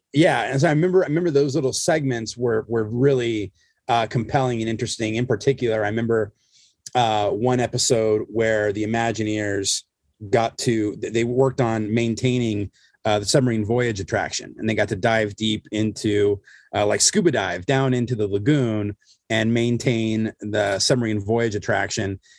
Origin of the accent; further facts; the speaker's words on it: Southern California, United States; I grew up here in Southern California, which is, you know, where I am still